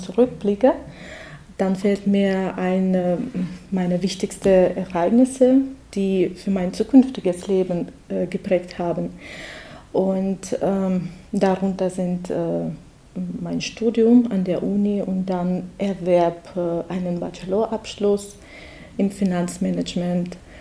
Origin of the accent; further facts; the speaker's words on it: Russia; German is a second language; moved away as an adult; now in Germany; ich komme aus Russland